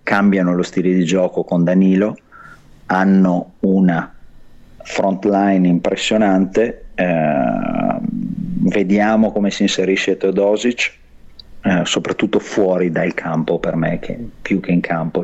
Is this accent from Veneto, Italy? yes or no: yes; Verona, Veneto, Italy; moved away as an adult; now in Los Angeles, United States; io vengo da Verona